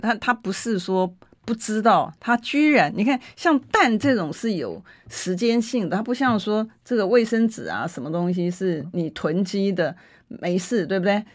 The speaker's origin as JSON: {"language": "Chinese", "country": "Taiwan", "said": "我们台湾人"}